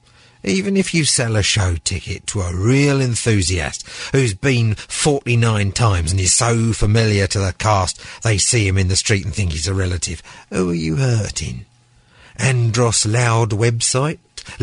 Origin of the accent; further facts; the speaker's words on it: London, United Kingdom; London is markets. Markets are London. I'm a Londoner through and through.